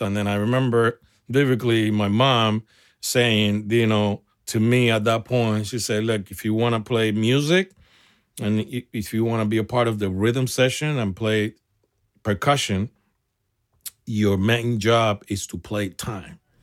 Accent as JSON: {"language": "English", "region": "Havana", "country": "Cuba", "tie": "born or raised there", "also_born_or_lived": "San Francisco, United States", "moved": "yes", "lives_now": "United States", "said": "I'm a small little kid from a small town in Cuba, Repato Bue, Arroyo Naranjo"}